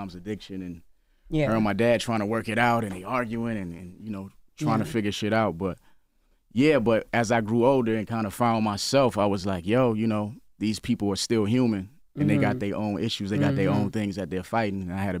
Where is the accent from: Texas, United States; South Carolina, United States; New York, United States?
South Carolina, United States; It's a lot of people that still don't know I'm from South Carolina, even though I waved the flag so heavily.